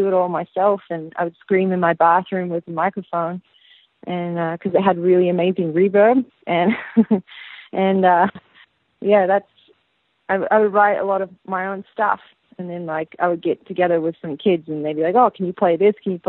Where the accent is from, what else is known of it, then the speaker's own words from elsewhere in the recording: Sydney, New South Wales, Australia; moved away as an adult; also born or lived in United States; now in Los Angeles, United States; From the northern beaches of Sydney in DY